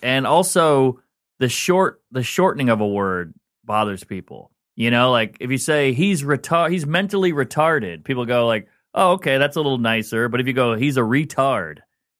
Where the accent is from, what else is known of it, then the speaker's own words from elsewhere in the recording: New Orleans, Louisiana, United States; now in New York, United States; New Orleans. I'm born and raised in New Orleans, Louisiana, and then I've been in New York for like 15 years.